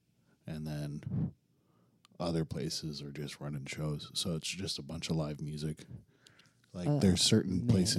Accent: New Orleans, Louisiana, United States; moved away; also born or lived in Montana; here in my hometown of New Orleans.

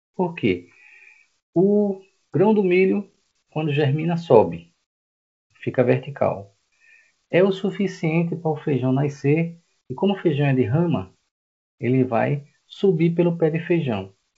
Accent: Recife, Pernambuco, Brazil; moved away as an adult; now in João Pessoa, Brazil; eu não sou daqui, tá? Eu sou de Recife, estou aqui há 12 anos.

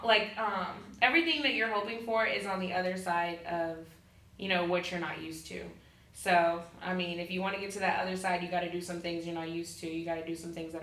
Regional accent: Houston, Texas, United States; now in Pensacola, United States; I'm from Houston

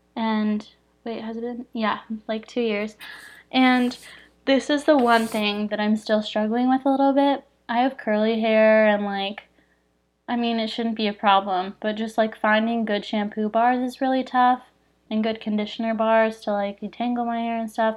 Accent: Phoenix, Arizona, United States; I'm from Phoenix

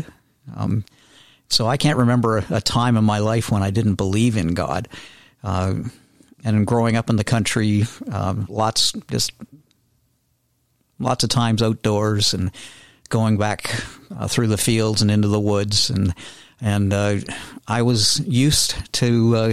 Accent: Millgrove, Ontario, Canada; I grew up about 10 miles north of Hamilton, a little farming community called Millgrove

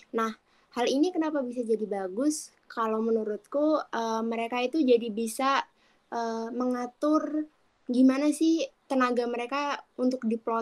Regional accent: Kedungjati, Central Java, Indonesia; also born or lived in Yogyakarta; Kabupaten Grobogan, Kecamatan Kedung Jati, Desa Kedung Jati. Dusun Beranggah

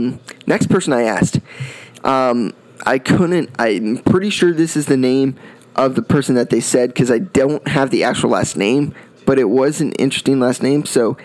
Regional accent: Florida, United States; this was a guy I grew up watching in Florida

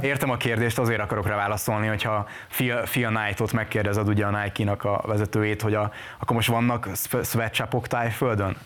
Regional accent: Hungary; moved away as an adult; now in Budapest, Hungary; ott nőttem fel

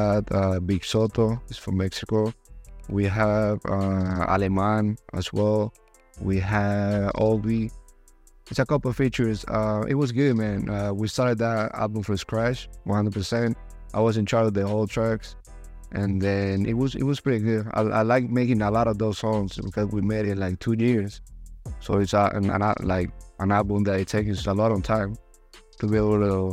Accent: Medellín, Antioquia, Colombia; English is a second language; moved away as an adult; now in Los Angeles, United States; I'm from Medellin, just a city from Colombia. I came to LA like 5 years ago.

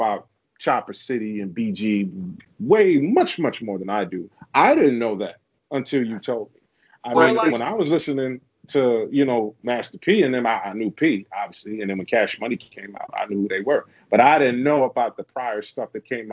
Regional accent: New York City, New York, United States; I'm from Queens

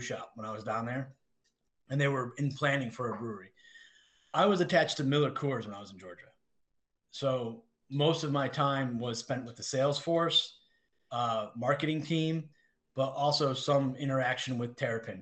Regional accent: England, United Kingdom; I'm English.

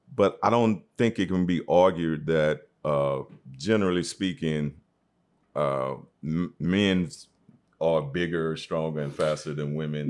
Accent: Shreveport, Louisiana, United States; also born or lived in Atlanta, Georgia; now in New York, United States; I'm a native of Shreveport, Louisiana, known as the Sportsman Paradise, by way of Atlanta

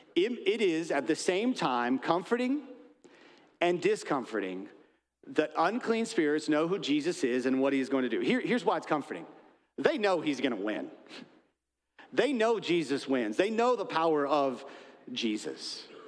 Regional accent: United States; I'm an American

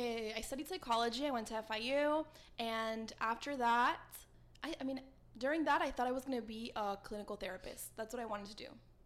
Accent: Weston, Florida, United States; also born or lived in Paraguay; now in Miami, United States; growing up in Weston, Westonzuela, like, I felt, like, very Weston swelling. Mm-hmm. I didn't feel Paraguayan. So when I went back over there, I was able to connect with my roots, my family, my accent. When I speak Spanish now, I sound like where I'm from.

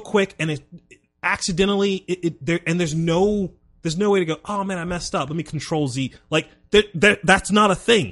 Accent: South Carolina, United States; growing up in South Carolina

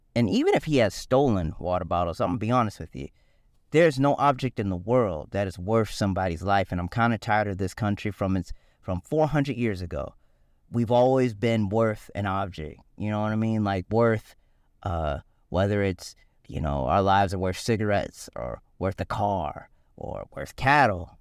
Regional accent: Richland County, South Carolina, United States; Richland County, which is where I grew up

